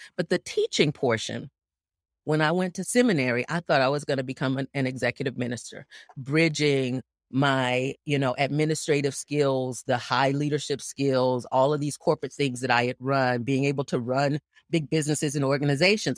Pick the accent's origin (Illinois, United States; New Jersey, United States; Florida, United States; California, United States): Florida, United States; Gainesville; I was born and raised in Gainesville, Florida